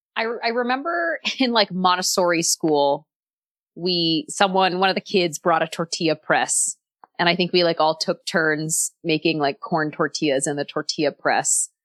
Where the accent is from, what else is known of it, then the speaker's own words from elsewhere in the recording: Texas, United States; I'm from Texas